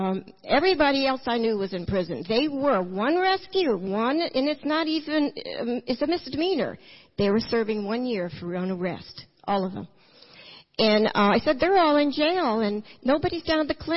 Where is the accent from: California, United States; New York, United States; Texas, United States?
California, United States; I'm from California